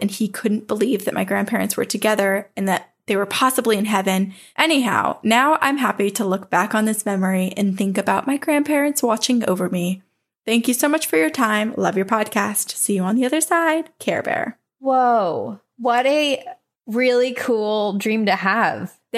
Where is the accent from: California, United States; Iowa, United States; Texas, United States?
California, United States; San Diego; I'm from San Diego, California, and most of my family is from Mexico.